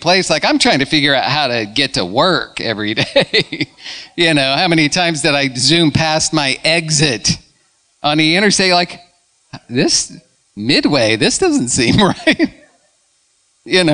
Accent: Illinois, United States; moved away as an adult; now in Tallahassee, United States; I was born and raised in Illinois

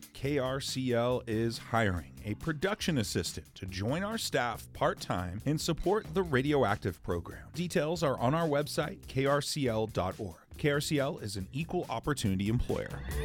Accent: Seattle, Washington, United States; now in Salt Lake City, United States; growing up in Seattle

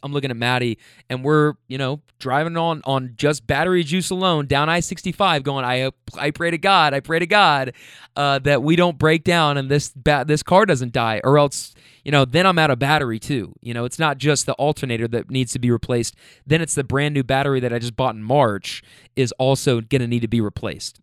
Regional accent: Kentucky, United States; now in California, United States; being in California, but from Kentucky

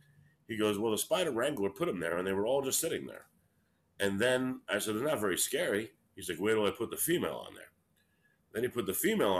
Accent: New York City, New York, United States; moved away as an adult; also born or lived in Brooklyn, New York; now in Los Angeles, United States; I was born in Brooklyn, and I was raised in Queens.

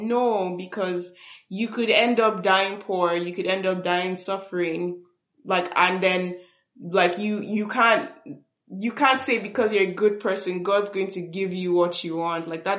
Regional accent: Nigeria; I'm just from another tribe in Nigeria.

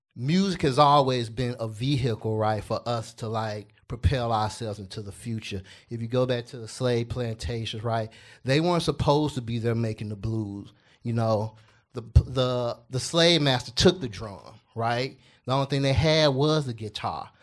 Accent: Memphis, Tennessee, United States; I grew up in Castalia Heights

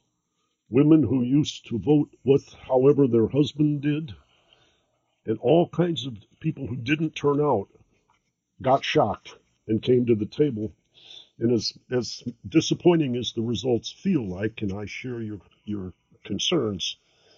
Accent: Detroit, Michigan, United States; I grew up in Detroit

